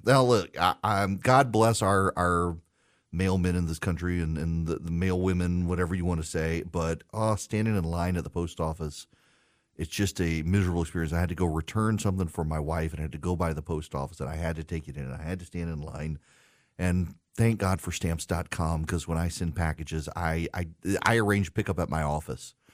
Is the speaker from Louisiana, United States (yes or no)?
yes; Louisiana, United States; now in Georgia, United States; my home state of Louisiana.